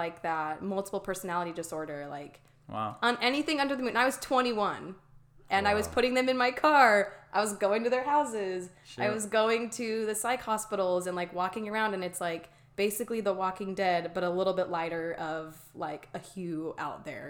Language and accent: English; Mesa, Arizona, United States; I grew up in Mesa, Arizona, born and raised in the same house